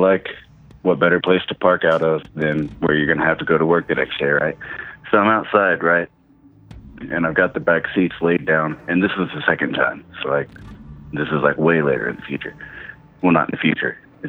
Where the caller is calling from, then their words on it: Colorado, United States; calling from Colorado.